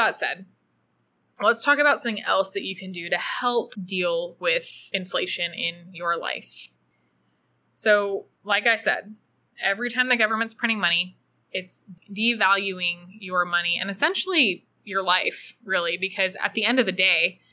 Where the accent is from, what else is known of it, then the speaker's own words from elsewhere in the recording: United States; now in El Salvador; as an American and a U.S. citizen